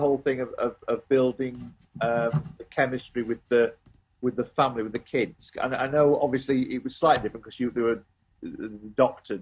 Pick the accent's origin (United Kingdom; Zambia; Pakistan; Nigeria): United Kingdom; Yorkshire and the Humber; I'm a Yorkshireman